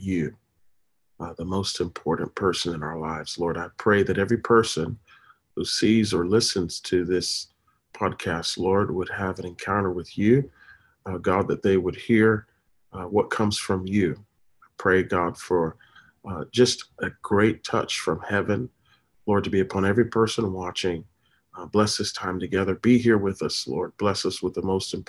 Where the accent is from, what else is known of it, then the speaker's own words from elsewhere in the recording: Tampa, Florida, United States; also born or lived in Daytona Beach, Florida; I am truly from Florida, originally raised in, born and raised in Tampa